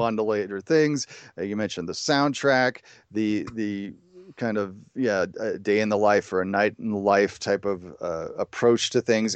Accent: Chicago, Illinois, United States; I grew up in the Chicago area

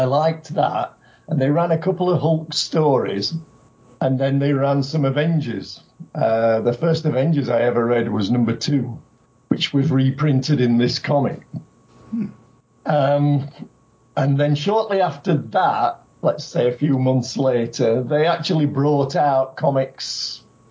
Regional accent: United Kingdom; now in Japan; I'm originally from Britain

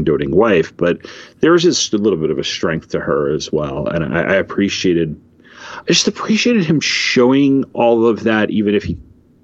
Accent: United States; as an American who believes firmly in the Bill of Rights

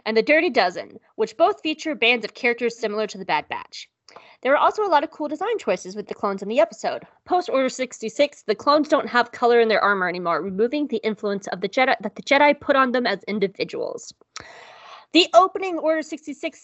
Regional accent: the South, United States; I am from the South

